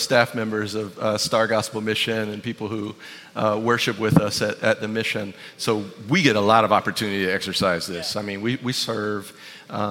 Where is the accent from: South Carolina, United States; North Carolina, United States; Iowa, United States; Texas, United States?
South Carolina, United States; Ravenel; I lived with my grandfather, Marion, who raised me. And he had a lot of old ways about him, being, you know, living in Ravenel, South Carolina